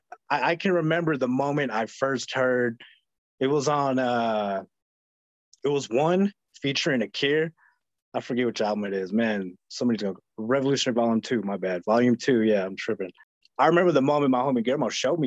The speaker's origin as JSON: {"language": "English", "town": "Flagstaff", "region": "Arizona", "country": "United States", "tie": "born or raised there", "said": "growing up in Flagstaff"}